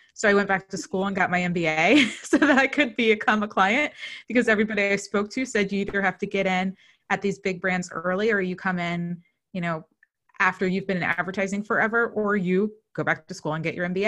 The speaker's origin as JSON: {"language": "English", "region": "New Jersey", "country": "United States", "said": "I'm from New Jersey"}